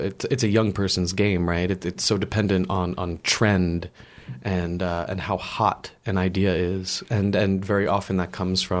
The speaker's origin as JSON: {"language": "English", "country": "United States", "moved": "as an adult", "lives_now": "Paris, France", "said": "being the American that has come to France"}